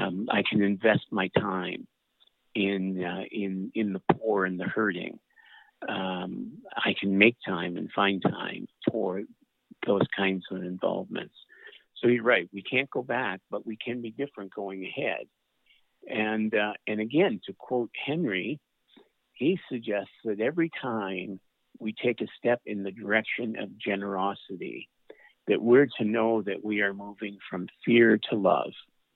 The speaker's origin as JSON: {"language": "English", "region": "Atlantic Canada", "country": "Canada", "said": "I'm Canadian. I'm from Atlanta, Canada."}